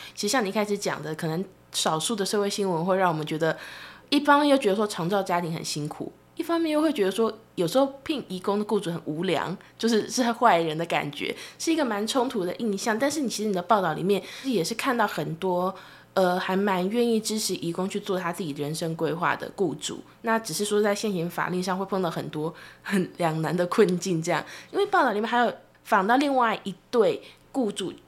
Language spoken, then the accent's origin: Chinese; Taiwan; 我作为台湾人，虽然我也关注义工的报道